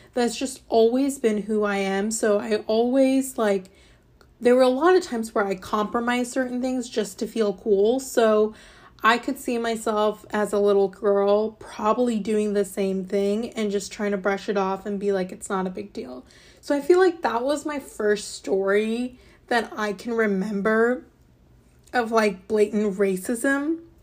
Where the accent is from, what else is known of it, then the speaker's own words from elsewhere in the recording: Fairborn, Ohio, United States; also born or lived in Alabama; I was born in Alabama, and then my parents moved to a small city in, um, Ohio called Fairborn